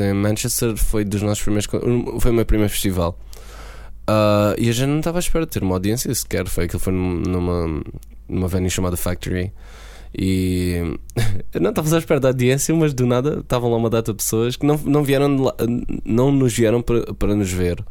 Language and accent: Portuguese; Beja, Alentejo, Portugal; moved away as an adult; also born or lived in Hungary; now in London, United Kingdom; Beja como a minha cidade natal